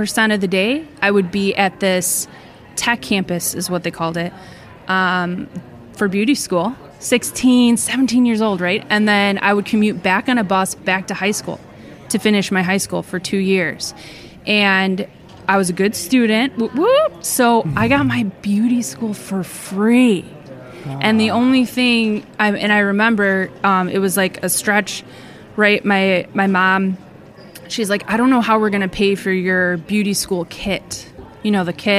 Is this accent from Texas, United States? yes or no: no; Lake Villa, Illinois, United States; I'm from Chicagoland area. In a suburban area just north of Chicago, if you can Google Lake Villa